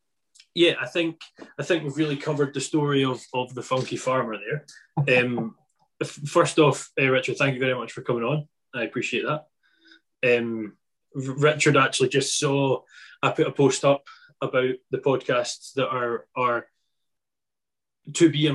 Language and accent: English; Isle of Arran, Scotland, United Kingdom; I'm from the Isle of Arran